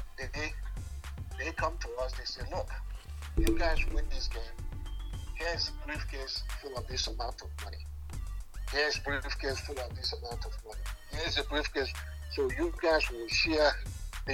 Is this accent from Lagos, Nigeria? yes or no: yes; Lagos, Nigeria; moved away as an adult; also born or lived in Enugu / United States; I was born in Lagos